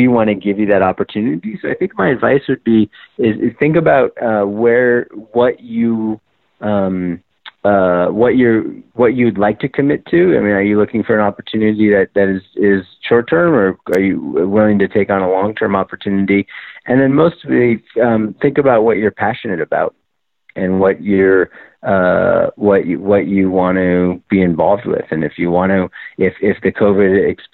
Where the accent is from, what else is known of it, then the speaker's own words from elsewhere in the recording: Novato, California, United States; my hometown in Novato, California